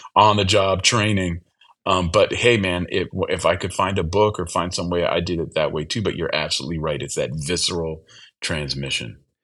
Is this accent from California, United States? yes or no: yes; Berkeley, California, United States; where I grew up in the Bay Area